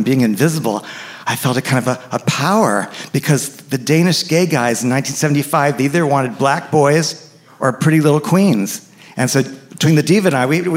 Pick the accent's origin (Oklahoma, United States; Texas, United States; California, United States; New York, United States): New York, United States; New York City; moved away as an adult; also born or lived in Evanston, Illinois; I grew up in New York City.